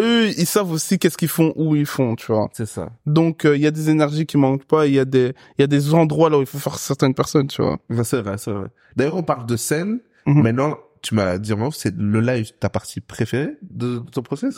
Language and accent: French; Brussels, Brussels-Capital Region, Belgium; je suis un Bruxellois de merde